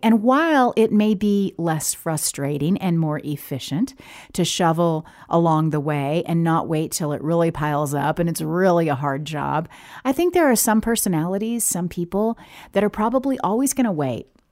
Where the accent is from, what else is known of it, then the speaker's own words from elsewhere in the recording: the South, United States; now in Oregon, United States; growing up in the South, it didn't snow every winter